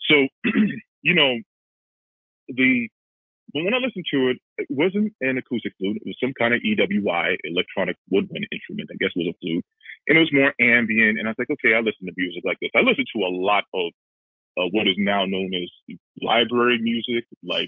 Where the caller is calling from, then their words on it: Cleveland, Ohio, United States; from Cleveland.